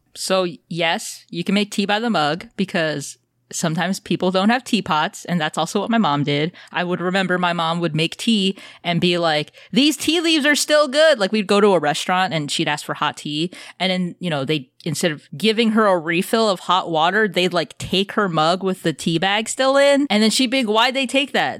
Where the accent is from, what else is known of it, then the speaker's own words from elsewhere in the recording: United States; I'm American